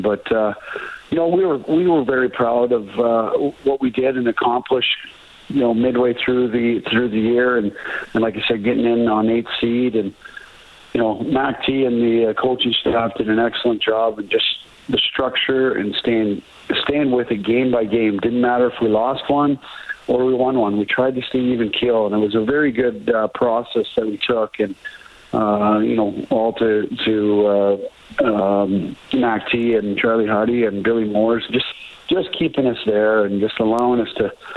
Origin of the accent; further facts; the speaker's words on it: Banff, Alberta, Canada; growing up in Banff